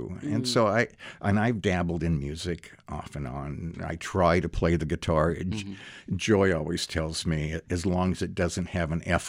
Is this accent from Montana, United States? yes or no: yes; Great Falls, Montana, United States; I grew up in Montana, Great Falls.